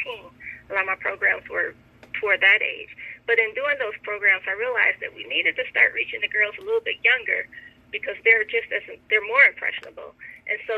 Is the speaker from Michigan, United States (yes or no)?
yes; Michigan, United States; moved away as an adult; now in Atlanta, United States; I'm from Michigan